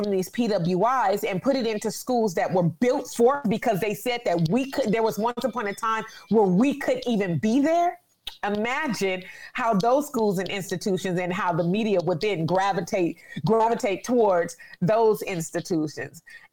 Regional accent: California, United States; I'm from California

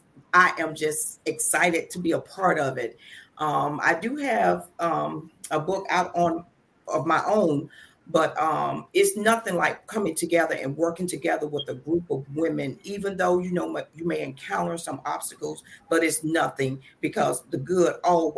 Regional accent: Albany, Georgia, United States; now in Virginia, United States; I'm originally from Albany, Georgia. But Virginia is really my home now because I've been here over 30 years

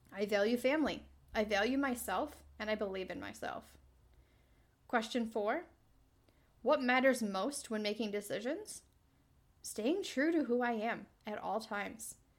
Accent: New York, United States; born or raised there; moved away as an adult

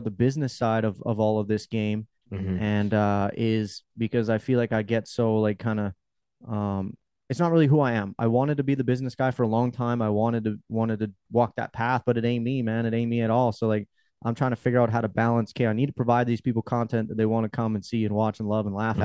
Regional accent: Canada; Being Canadian, I can't even get on the TikTok creator fund

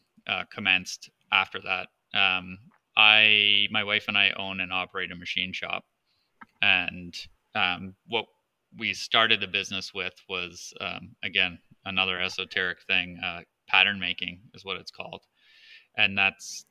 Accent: Southern Ontario, Canada; also born or lived in Toronto; I'm a native Southern Ontarian up here in Canada. I was born in Toronto and have lived within a few hours of Toronto my entire life.

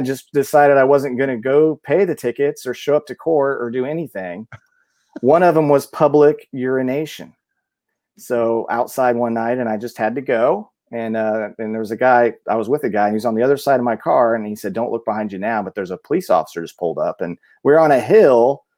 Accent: Mount Zion, Illinois, United States; moved away as an adult; also born or lived in Decatur, Illinois / Bloomington-Normal, Illinois; I was born, I went to school, uh, all through grade school in, in, uh, Mount Zion, Illinois.

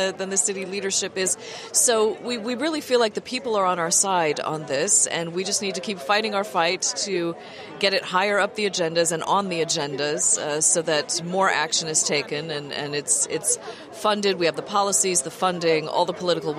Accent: United States; moved away as an adult; also born or lived in Germany / Belgium / United Kingdom; now in Brussels, Belgium; I'm American originally, but I have lived for over 30 years in Europe

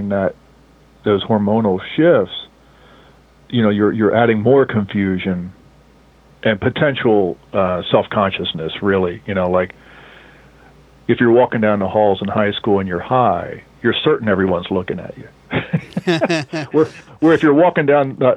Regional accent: Mount Ephraim, New Jersey, United States; I'm from Mount Ephraim, New Jersey, which is a town that is right next to Camden

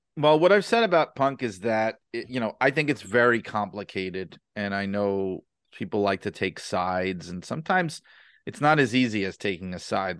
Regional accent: New York City, New York, United States; I grew up in New York City

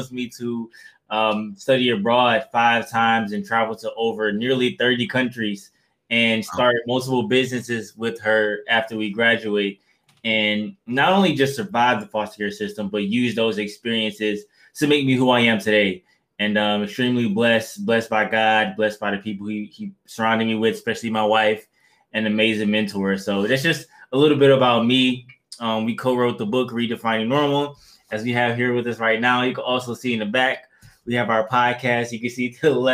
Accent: Detroit, Michigan, United States; also born or lived in Kalamazoo, Michigan; I'm originally from Detroit, Michigan

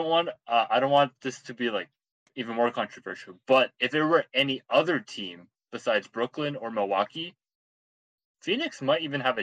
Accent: Canada; We're Canadian, we like the cold

